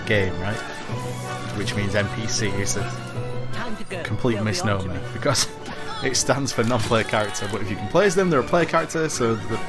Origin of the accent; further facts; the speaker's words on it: United Kingdom; there's a lot of good things about being British.